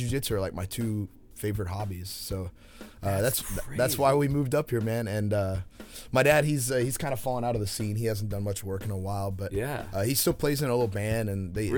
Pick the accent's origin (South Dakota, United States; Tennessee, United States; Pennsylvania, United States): Tennessee, United States; Hendersonville; I'm born and raised in Hendersonville.